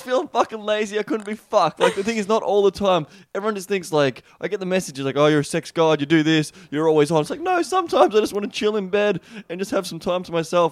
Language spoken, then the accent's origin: English; Australia; accent: Australian; my Australian accent